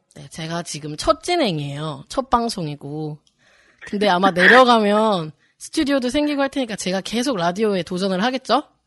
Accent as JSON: {"language": "Korean", "town": "Gimhae", "region": "South Gyeongsang", "country": "South Korea", "tie": "born or raised there", "also_born_or_lived": "Eunpyeong-gu, Seoul", "said": "나의 살던 고향은 김해. 하지만 지금은 서울 은평구에"}